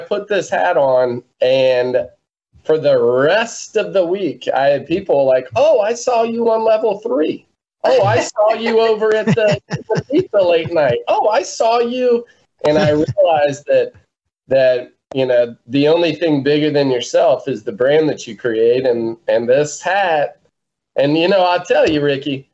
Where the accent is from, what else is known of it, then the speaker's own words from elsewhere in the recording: South Mississippi, United States; We're from South Mississippi